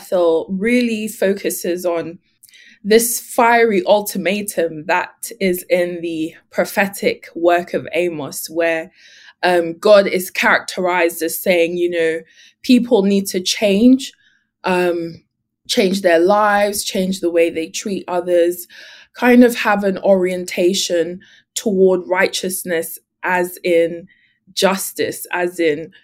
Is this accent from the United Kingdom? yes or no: yes; London, United Kingdom; moved away as an adult; also born or lived in Ghana (ancestry); now in California, United States; I am a Londoner, hailing from West London, England